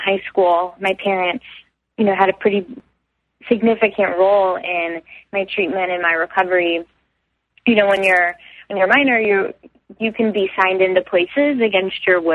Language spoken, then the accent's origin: English; Houston, Texas, United States; I'm from Houston, and we have sober high schools there